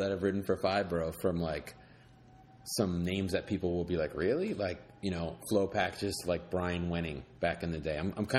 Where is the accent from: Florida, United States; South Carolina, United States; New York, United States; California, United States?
New York, United States; New York City; I grew up skating in New York City